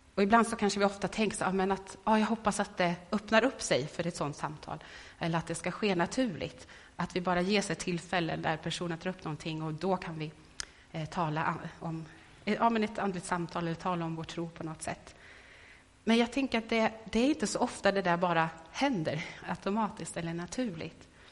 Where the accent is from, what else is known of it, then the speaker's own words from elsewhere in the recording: Värmland, Sweden; moved away; i Värmland hemma där jag kommer ifrån. Och så träffades med några tjejkompisar som jag vuxit upp med